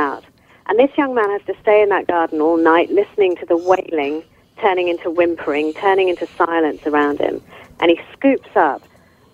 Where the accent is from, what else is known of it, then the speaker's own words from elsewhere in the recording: United Kingdom; I was born in Britain